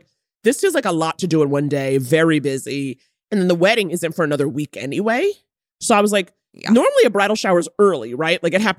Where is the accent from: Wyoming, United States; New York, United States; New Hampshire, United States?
New York, United States; moved away; I'm from New York, but I live over here